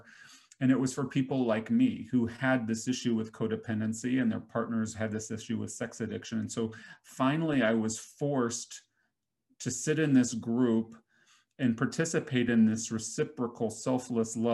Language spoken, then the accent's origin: English; Nashville, Tennessee, United States; I grew up in Nashville, which has a huge entertainment scene